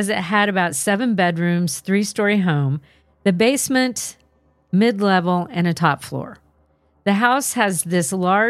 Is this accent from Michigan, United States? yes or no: no; California, United States; I'm from Southern California, but this one time was my one trip to Canada visiting extended family.